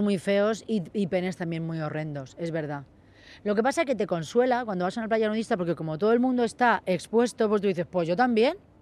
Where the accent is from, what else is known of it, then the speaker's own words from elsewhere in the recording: Mallorca, Balearic Islands, Spain; moved away; todos los fines de semana me venía a Mallorca